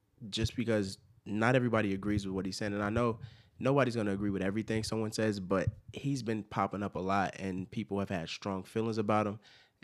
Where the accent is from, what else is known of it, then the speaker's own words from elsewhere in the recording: Chicago, Illinois, United States; I grew up in Chicago.